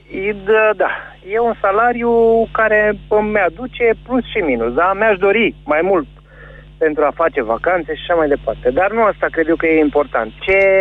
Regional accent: Pitești, Argeș, Romania; Sunt din Pitești

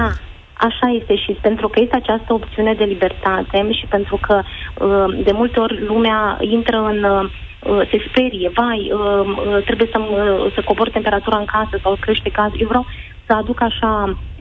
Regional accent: Romania; la noi în România

